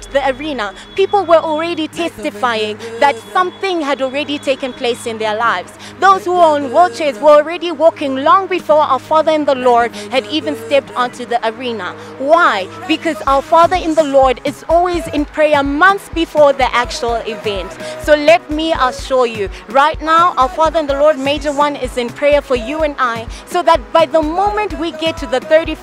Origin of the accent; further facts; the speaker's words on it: Zimbabwe; I'm also from Zimbabwe